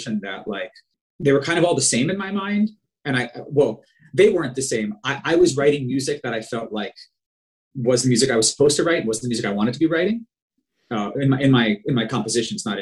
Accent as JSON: {"language": "English", "area": "Long Island", "region": "New York", "country": "United States", "said": "I was from Long Island."}